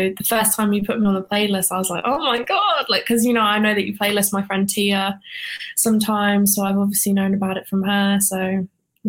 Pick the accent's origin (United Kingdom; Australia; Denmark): United Kingdom; now in Atlanta, United States; I'm British